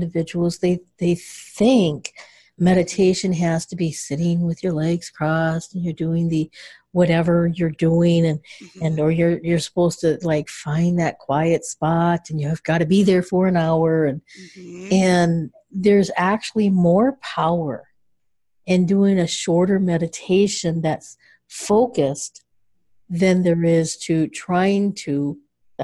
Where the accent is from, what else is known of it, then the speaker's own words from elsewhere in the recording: Michigan, United States; I'm from Michigan